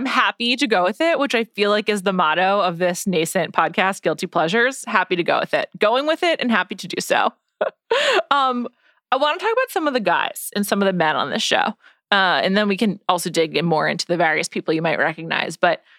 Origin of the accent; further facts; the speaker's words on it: United States; I guess like, because I'm American, the different like titles and like levels of being, you know, like, I don't know, fancy other than just being in the royal family is like very meaningless to me.